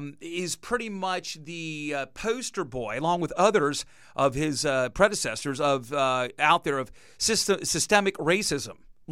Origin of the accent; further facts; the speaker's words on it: Brevard County, Florida, United States; I was born and raised in Brevard